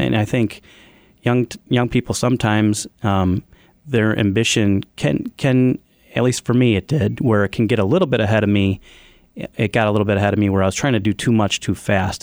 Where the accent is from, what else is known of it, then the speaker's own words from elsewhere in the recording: Evergreen Park, Illinois, United States; I grew up in Evergreen Park where the business was founded